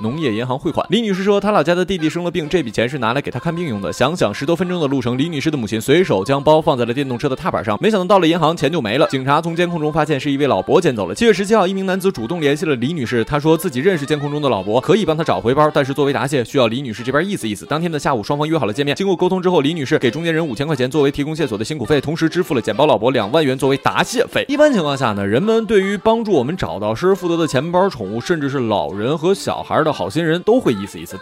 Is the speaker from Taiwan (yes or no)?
no; Northeast China, China; 我们东北人